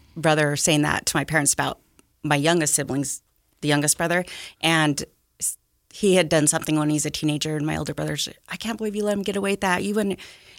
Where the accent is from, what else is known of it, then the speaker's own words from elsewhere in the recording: Utah, United States; I grew up out here in Davis County, actually. Mm-hmm. I've been there my whole life. I'm still there. typical Utah family.